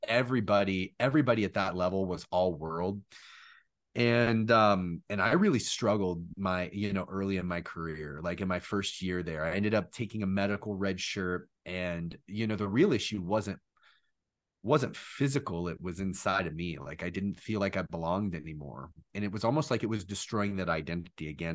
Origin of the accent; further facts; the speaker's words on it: Orlando, Florida, United States; growing up in Orlando, in Disney's backyard, right across the street from Universal too, that's a really cool place to grow up